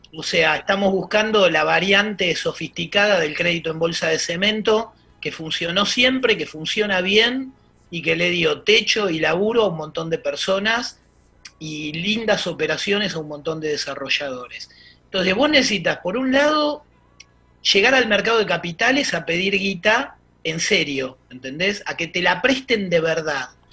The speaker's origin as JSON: {"language": "Spanish", "region": "Buenos Aires", "country": "Argentina", "said": "somos medio porteños"}